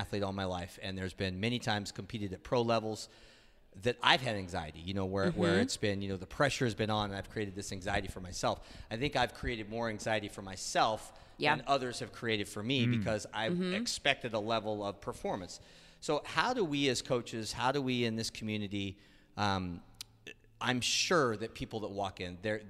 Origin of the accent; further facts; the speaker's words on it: Seattle, Washington, United States; I'm born and raised in Seattle